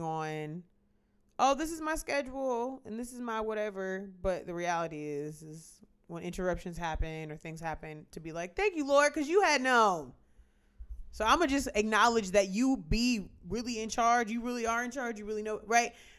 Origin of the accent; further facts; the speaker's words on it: United States; as an American